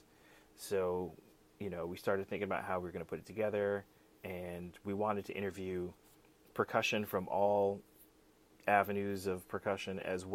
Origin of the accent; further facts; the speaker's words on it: Fairfield County, Connecticut, United States; I grew up in Fairfield County, Connecticut.